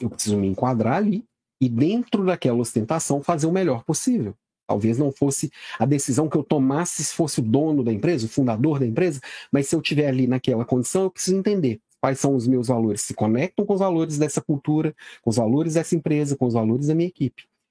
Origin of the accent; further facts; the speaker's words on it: Belo Horizonte, Minas Gerais, Brazil; now in Florianópolis, Brazil; sou de Belo Horizonte, moro em Florianópolis, mas sou daí